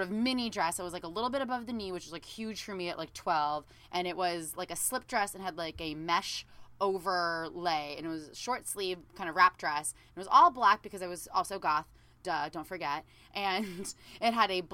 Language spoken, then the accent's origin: English; Southern California, United States; I was from Southern California